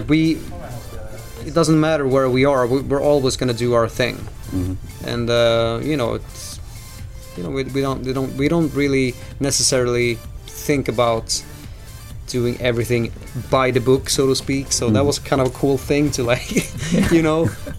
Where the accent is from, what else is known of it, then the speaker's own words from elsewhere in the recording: Sweden; We are from Sweden, and you are listening to Radio International